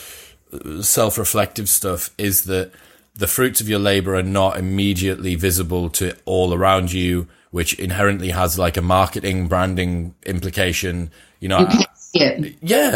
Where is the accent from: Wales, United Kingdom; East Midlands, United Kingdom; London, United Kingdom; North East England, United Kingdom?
North East England, United Kingdom; Teesside; I'm from Teesside, so we weren't taught much about